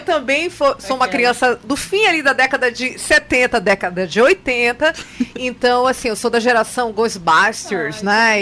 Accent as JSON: {"language": "Portuguese", "town": "Manaus", "region": "Amazonas", "country": "Brazil", "tie": "born or raised there", "said": "Eu sou nascida, vivida, estudada, morada em Manaus."}